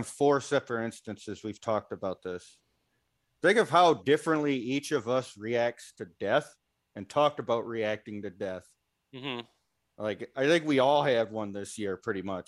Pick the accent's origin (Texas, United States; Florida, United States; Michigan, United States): Michigan, United States; moved away; my home state of Michigan